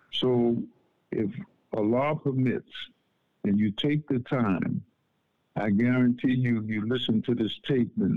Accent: United States; I'm from America

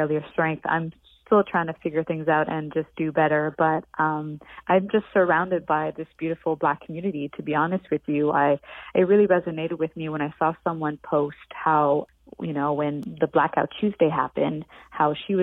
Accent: Montreal, Quebec, Canada; moved away; coming from Montreal

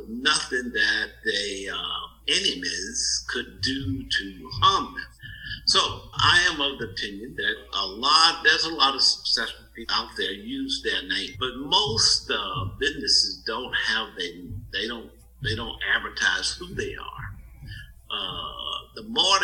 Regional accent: Mississippi, United States; moved away as an adult; now in Louisville, United States; growing up in Mississippi, it was good to be under the radar.

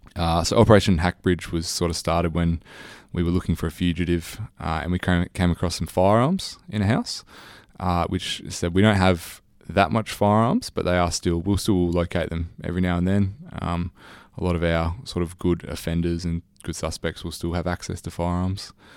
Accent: Australia; accent: Australian; my Australian accent

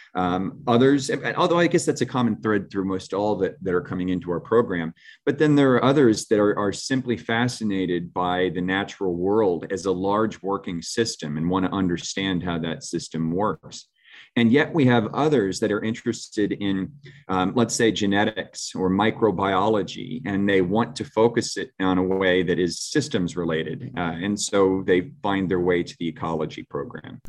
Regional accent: St. Petersburg, Florida, United States; also born or lived in Gulfport, Florida; I'm a Florida boy. I was, um, born and raised in Saint Petersburg and, uh, Gulfport, Florida

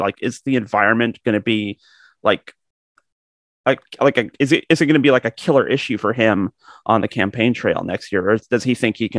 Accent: Georgetown, Ontario, Canada; I grew up in Georgetown, so I know the areas around and the small villages and the farms and things.

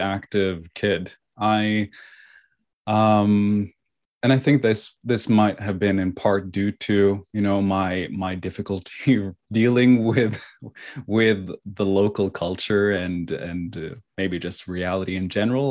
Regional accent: Oslo, Norway; also born or lived in China; I was raised, born and raised here in Oslo, Norway.

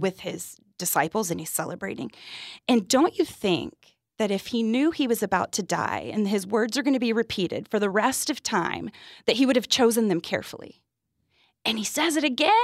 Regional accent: Texas, United States; I'm from Texas

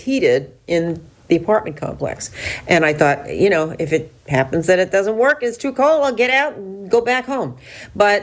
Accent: New Jersey, United States; moved away; I'm originally from New Jersey

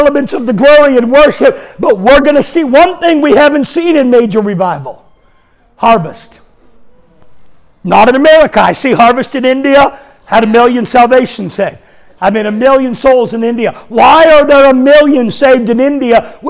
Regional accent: Canada; I'm Canadian.

